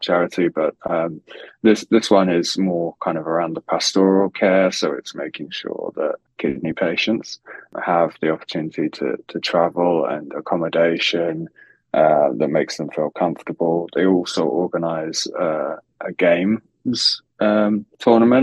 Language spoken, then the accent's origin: English; London, United Kingdom; moved away as an adult; now in New York, United States; having been born and bred in London